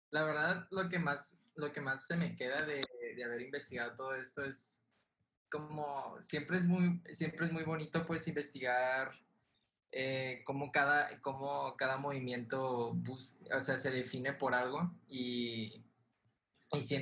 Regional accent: Mexico

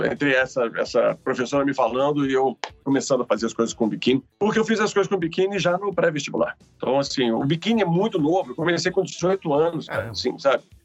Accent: Rio de Janeiro, Brazil; born there; also born or lived in Belo Horizonte; E eu nasci no Rio de Janeiro e fui morar em Belo Horizonte.

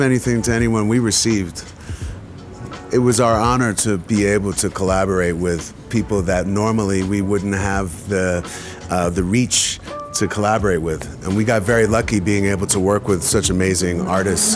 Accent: United States

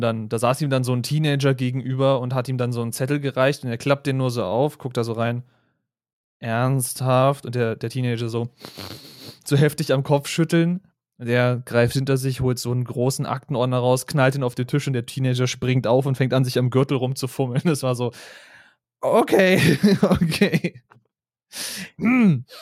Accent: Berlin, Germany; Ich als Berliner

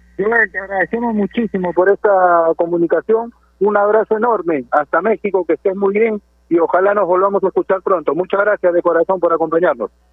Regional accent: Chiclayo, Lambayeque, Peru; el club de mi tierra, en el Juan Aurich de Chiclayo

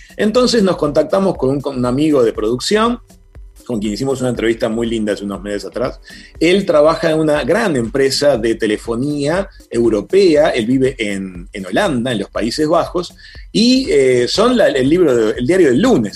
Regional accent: Uruguay

